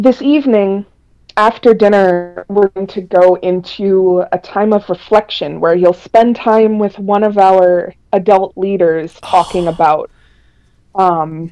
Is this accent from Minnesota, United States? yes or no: yes; Minnesota, United States; I'm from Minnesota, and we have just a ton of natural forest area.